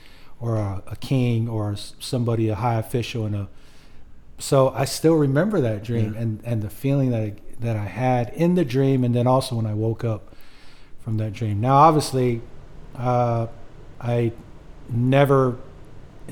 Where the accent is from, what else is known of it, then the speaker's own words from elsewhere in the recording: Oceanside, California, United States; Oceanside, California is where we were born and raised, military town